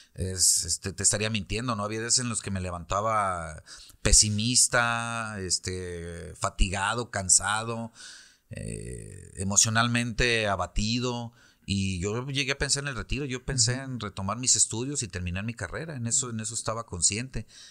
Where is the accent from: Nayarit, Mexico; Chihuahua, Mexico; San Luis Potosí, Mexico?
Nayarit, Mexico; Tepic; moved away; also born or lived in Ixtlán del Río, Nayarit; nací en Tepic